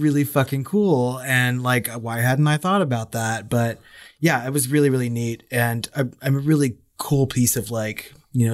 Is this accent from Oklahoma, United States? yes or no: no; Texas, United States; we're both from Texas.